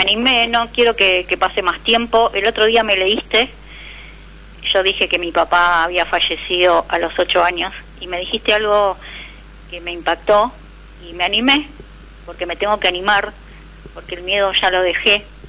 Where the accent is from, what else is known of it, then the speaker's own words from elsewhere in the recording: Santos Lugares, Buenos Aires Province, Argentina; De 3 de febrero, provincia de Buenos Aires